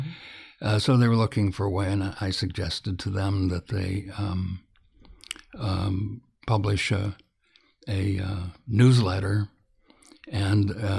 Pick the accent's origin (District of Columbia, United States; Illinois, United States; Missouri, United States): Illinois, United States; moved away as an adult; I'm from the Midwest, was born in Illinois about 1,000 years ago, and spent and left the absolute minute that I could get out.